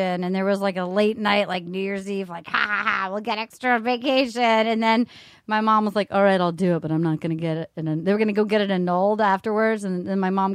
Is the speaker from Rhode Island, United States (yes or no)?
yes; Little Compton, Rhode Island, United States; I'm from Little Compton, Rhode Island.